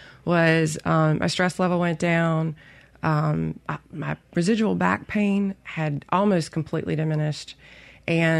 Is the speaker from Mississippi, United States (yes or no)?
yes; Rankin County, Mississippi, United States; now in Jackson, United States; Originally, I am from Rankin County